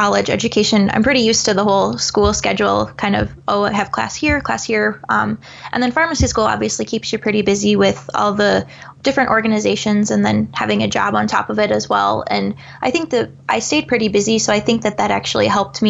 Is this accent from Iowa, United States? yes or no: yes; Eastern Iowa, United States; I'm obviously from Eastern Iowa, so a lot of my family's back there